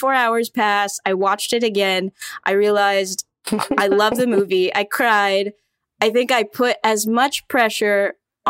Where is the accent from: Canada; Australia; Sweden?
Canada; Toronto, Ontario; moved away; I also am Chinese Canadian and grew up in Toronto.